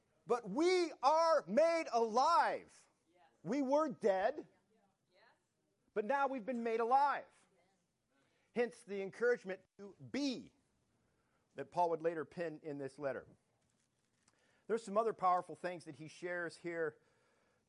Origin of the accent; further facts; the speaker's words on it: Detroit, Michigan, United States; moved away; I grew up in Detroit